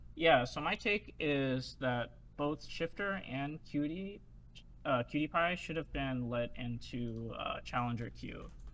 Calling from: Bellevue, Washington, United States; I'm calling from Bellevue, Washington

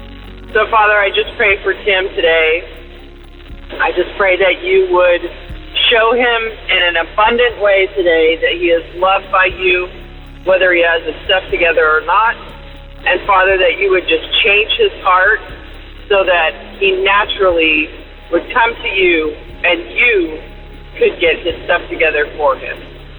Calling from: Vancouver, Washington, United States; I'm calling from Vancouver, Washington.

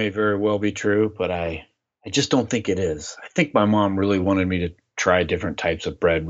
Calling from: Klamath Falls, Oregon, United States; I'm calling in from Klamath Falls, Oregon, which is in the south part of Oregon.

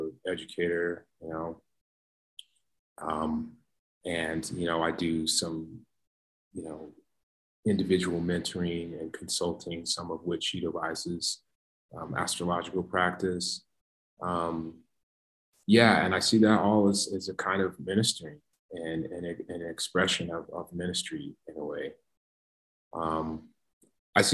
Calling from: Colorado, United States; I am speaking from Colorado, ancestral lands of the Ute, Arapaho, Cheyenne, the Apache, some folks say

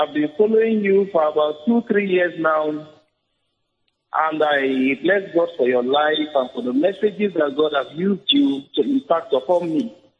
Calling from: Jalingo, Taraba, Nigeria; Good evening, sir. I'm calling from Jalingo.

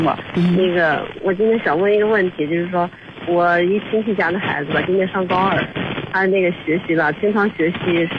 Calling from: Baoding, Hebei, China; 不是，我是保定这边。

